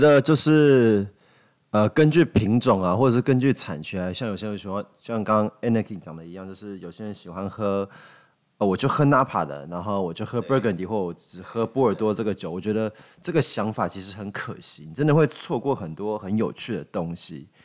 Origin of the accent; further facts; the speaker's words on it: Taiwan; 我们台湾人